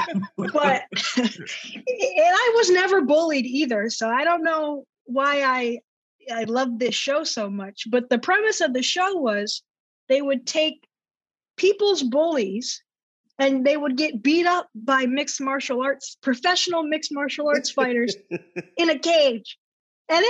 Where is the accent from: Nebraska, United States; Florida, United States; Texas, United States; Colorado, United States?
Florida, United States; Orlando; I'm from Orlando, Florida, and I'm a mixed martial arts fighter